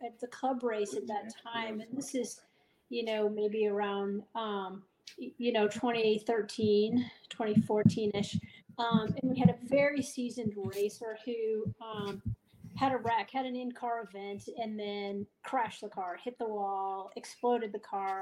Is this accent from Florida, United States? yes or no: yes; Fort Lauderdale, Florida, United States; moved away as an adult; now in Denver, United States; I am originally from Fort Lauderdale